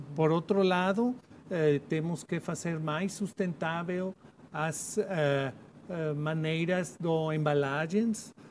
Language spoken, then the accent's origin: Portuguese; Mexico; Portuguese is a second language; sou de México, é um país 66% de zonas semiáridas